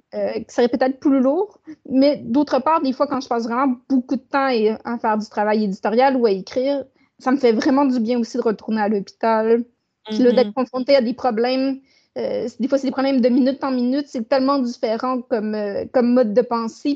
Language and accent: French; Saguenay, Quebec, Canada; je suis née au Saguenay puis je demeure toujours au Saguenay